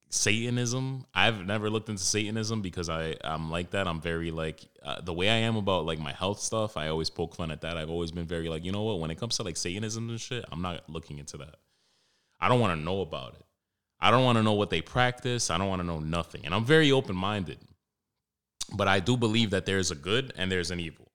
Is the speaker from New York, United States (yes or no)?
yes; New York City, New York, United States; growing up in Washington Heights, Harlem, more so Washington Heights